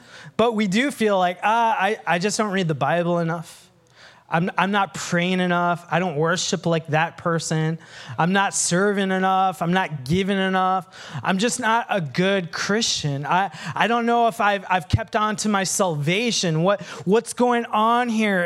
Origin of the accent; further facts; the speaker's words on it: Sri Lanka; moved away; I have dark brown skin and I come from Sri Lanka